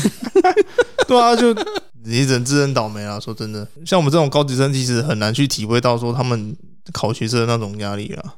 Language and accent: Chinese; Taiwan; 我们台湾这边